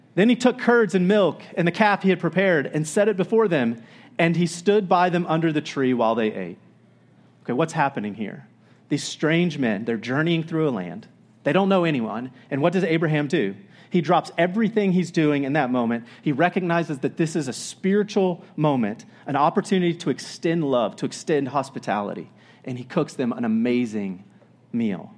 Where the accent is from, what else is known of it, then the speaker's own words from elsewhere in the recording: Florida, United States; now in Oregon, United States; I grew up in Florida